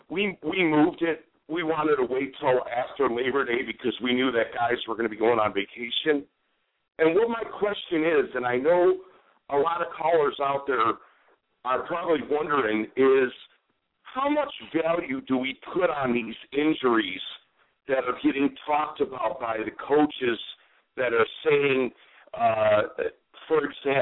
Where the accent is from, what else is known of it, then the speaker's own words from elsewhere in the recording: Detroit, Michigan, United States; now in Buffalo, United States; But I live in Buffalo, unfortunately. I'm a transplant from Detroit. Thank God I got out of there.